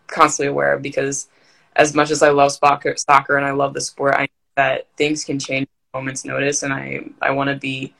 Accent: Maryland, United States; I'm from Maryland

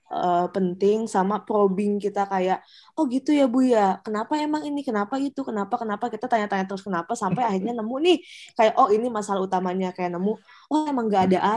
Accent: Sukabumi, West Java, Indonesia; Jadi uh, kebetulan aku orang Sunda dan di Sukabumi, jadi lebih gampang deket gitu loh

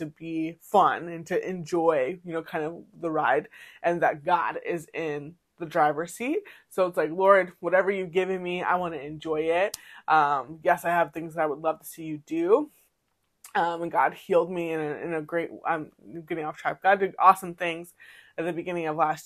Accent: Massachusetts, United States; now in Maryland, United States; when I grew up in Massachusetts, there was like, I probably saw like one or two townhouse communities

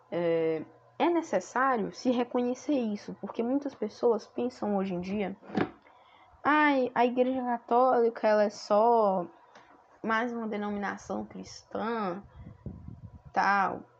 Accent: Fortaleza, Ceará, Brazil; sou natural de Fortaleza, no Ceará.

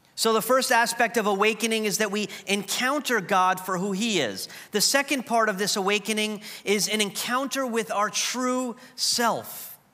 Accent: New York, United States; moved away as an adult; I was the fu-, first person at Trinity from New York.

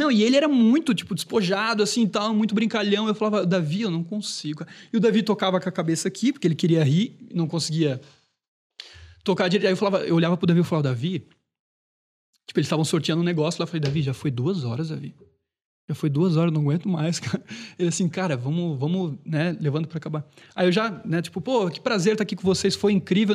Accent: Brusque, Santa Catarina, Brazil; Isso foi lá em, na minha cidade natal, foi em Brusque

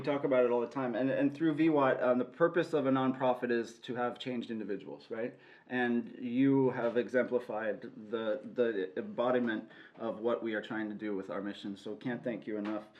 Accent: Los Angeles, California, United States; I'm from Los Angeles as well

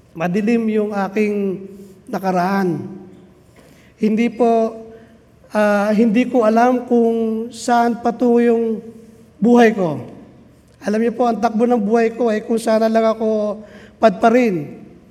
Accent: Biñan, Calabarzon, Philippines; darating doon sa amin sa Binyan

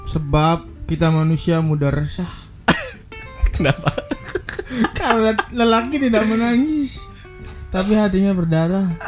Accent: Cirebon, West Java, Indonesia; sih dari dari gua lahir gua udah di Cirebon. Terus terus gua tumbuh besar di Cirebon. Rumah gua di kabupaten cuman Uh

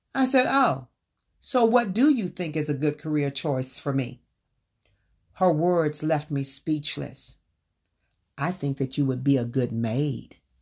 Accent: the South, United States; I was born and raised in the South

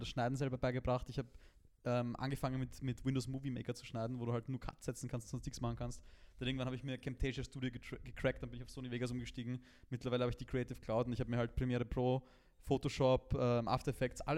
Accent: Vienna, Austria; bei uns in Wien

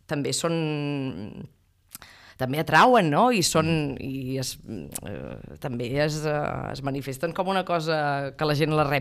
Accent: Ripoll, Catalonia, Spain; jo sóc de Ripoll

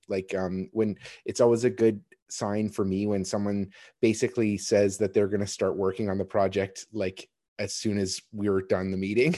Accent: Kitchener, Ontario, Canada; I was born in Kitchener

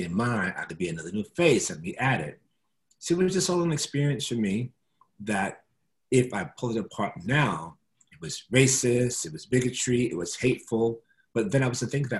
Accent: New York City, New York, United States; also born or lived in Castle Hill, Bronx; I moved from the South Bronx on Freeman Street, on Clinton Avenue, on 69th Street, Nicotona Park is where I grew up.

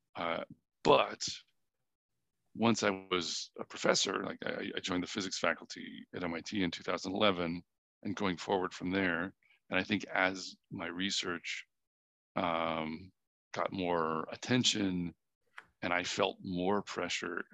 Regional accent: New Hampshire, United States; also born or lived in Boston; I was born in Boston. I grew up mostly in New Hampshire.

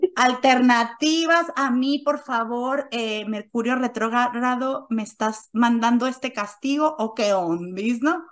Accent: Mexico; first language Spanish; moved away as an adult; now in Switzerland; Soy mexicana

